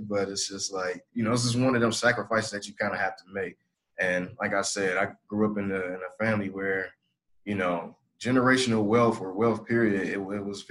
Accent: Detroit, Michigan, United States; moved away as an adult; now in Atlanta, United States; I'm actually originally from Detroit, Michigan

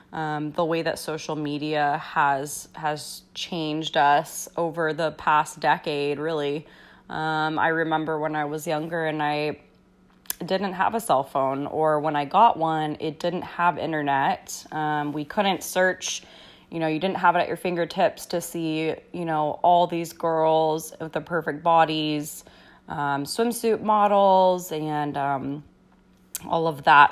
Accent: United States; growing up in America

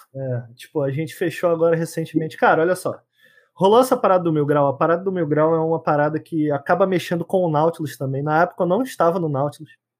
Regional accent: Brazil; de onde eu vim, galera da favela

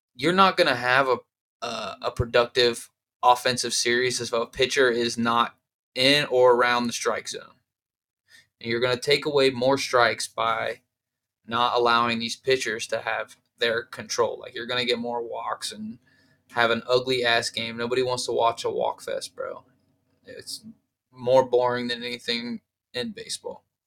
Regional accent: Columbus, Ohio, United States; I'm from Ohio, from Columbus

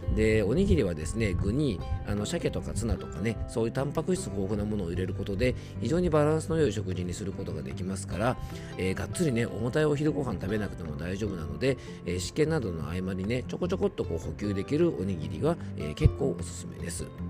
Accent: Shizuoka, Japan; 出身校であるねあの学校もですね静岡県代表として

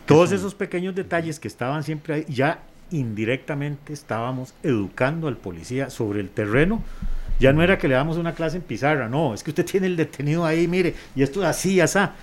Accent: Costa Rica; somos Costa Rica, somos un país

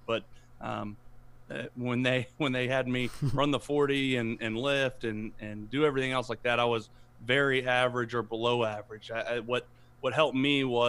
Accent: Broken Arrow, Oklahoma, United States; moved away as an adult; also born or lived in Houston, Texas; I'm actually from Broken Arrow. I played high school at Broken Arrow

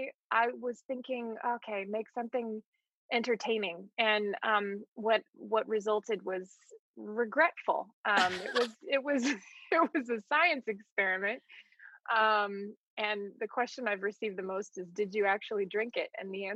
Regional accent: Colorado, United States; also born or lived in Palo Alto, California / Pasadena / Virginia / Hawaii; I was born in Palo Alto, California, and then moved from there to Pasadena, then to Virginia, then to Colorado, then to Hawaii, then back to Colorado.

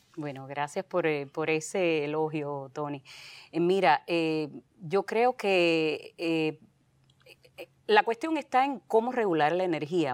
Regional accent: Santa Clara, Villa Clara, Cuba; moved away; yo soy de Santa Clara, eh, sí, en Villa Clara. Soy guajira, a mucha honra.

